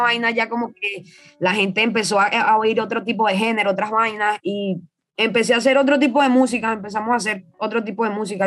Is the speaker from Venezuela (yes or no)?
yes; Venezuela; moved away as an adult; also born or lived in Caracas; now in Lima, Peru; cuando salí de allá de Venezuela